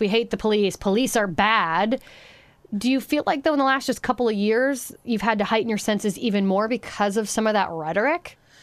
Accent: Union City, Pennsylvania, United States; moved away; my hometown of Union City, Pennsylvania

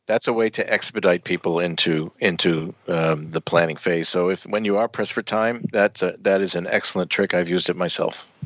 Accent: United States; also born or lived in Netherlands; As an American

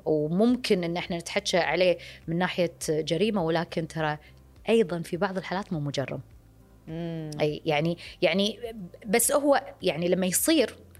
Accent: Kuwait; عندنا بالكويت

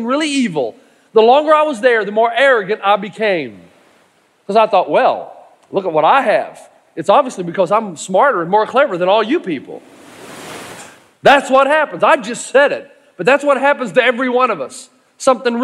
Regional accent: East Tennessee, United States; I'm from East Tennessee

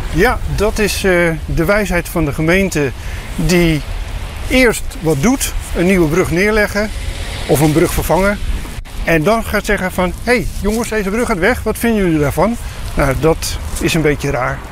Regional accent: Rotterdam, South Holland, Netherlands; ik ben Rotterdammer

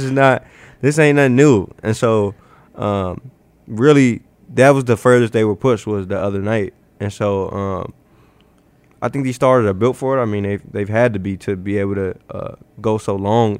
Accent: Chicago, Illinois, United States; now in Omaha, United States; I'm from Chicago

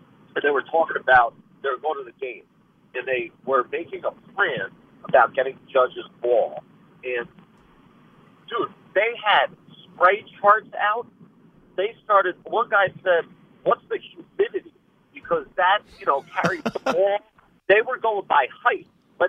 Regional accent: New York, United States; Yeah, and there's nothing better, you know, it happening in New York, being a New Yorker.

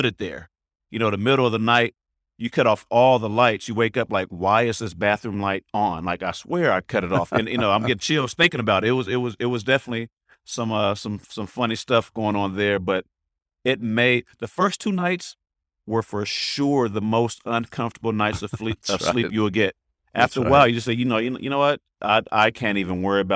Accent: the Bay Area, California, United States; I'm from the Bay

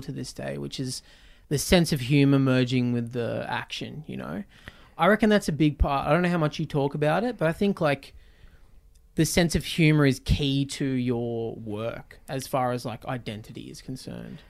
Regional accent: Newcastle, New South Wales, Australia; I grew up in Newcastle.

